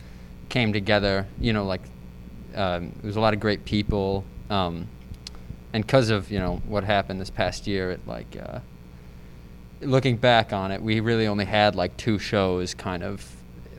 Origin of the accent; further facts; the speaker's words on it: Park Ridge, Illinois, United States; lived in Park Ridge my whole life, went to Field, then Emerson